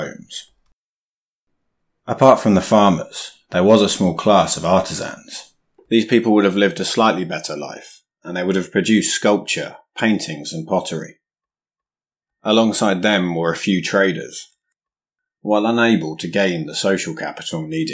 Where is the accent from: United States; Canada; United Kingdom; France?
United Kingdom; England; As an Englishman